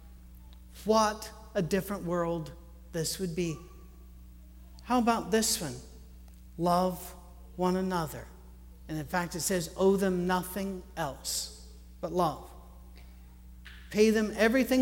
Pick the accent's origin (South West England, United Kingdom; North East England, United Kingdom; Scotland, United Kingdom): Scotland, United Kingdom; I'm Scottish